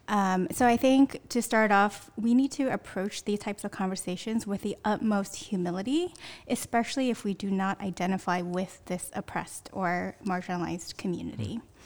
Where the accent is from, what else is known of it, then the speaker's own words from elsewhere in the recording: Sunnyvale, California, United States; I grew up in Sunnyvale, which is down in the South Bay.